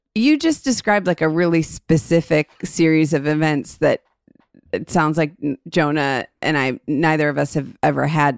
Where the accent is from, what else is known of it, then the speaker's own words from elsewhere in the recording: Cleveland, Ohio, United States; We grew up in a suburb of Cleveland